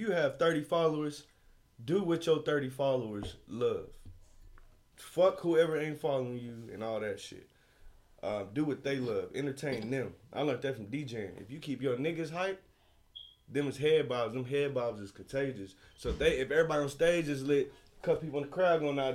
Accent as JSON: {"language": "English", "region": "Oklahoma", "country": "United States", "said": "I'm from Oklahoma"}